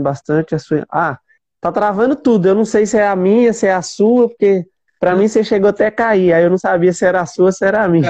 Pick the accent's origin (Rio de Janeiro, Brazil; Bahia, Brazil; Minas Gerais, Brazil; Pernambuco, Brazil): Minas Gerais, Brazil; eu sou mineiro